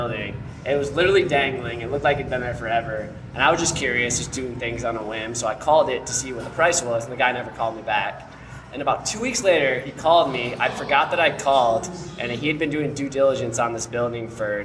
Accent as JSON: {"language": "English", "town": "Ann Arbor", "region": "Michigan", "country": "United States", "tie": "born or raised there", "also_born_or_lived": "England", "said": "I grew up in Ann Arbor"}